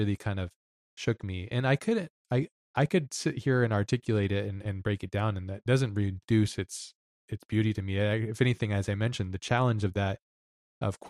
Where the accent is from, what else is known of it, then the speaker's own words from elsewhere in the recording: Hawaii, United States; moved away; also born or lived in Lahaina; growing up in Hawaii